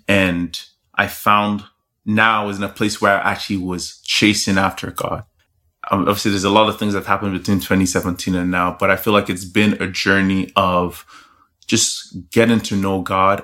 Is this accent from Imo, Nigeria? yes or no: no; Lagos, Nigeria; I'm Nigerian. That's where I was born and raised. So, hey. I grew up in a Nigerian home, born in Lagos